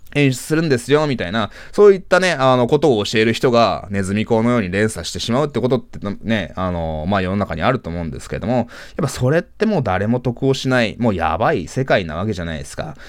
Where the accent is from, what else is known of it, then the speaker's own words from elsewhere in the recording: Japan; 僕は日本で生まれ育った日本人だし